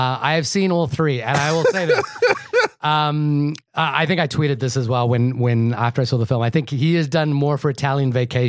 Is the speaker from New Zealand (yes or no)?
yes; New Zealand; I'm from New Zealand.